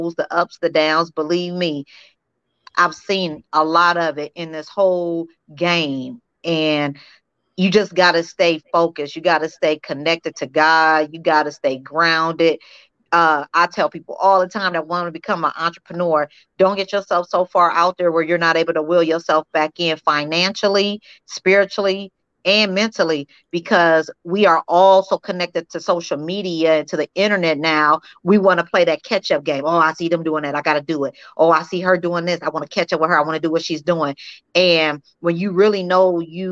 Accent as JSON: {"language": "English", "town": "Peoria", "region": "Illinois", "country": "United States", "tie": "born or raised there", "moved": "as an adult", "lives_now": "Las Vegas, United States", "said": "Peoria, Illinois, my hometown"}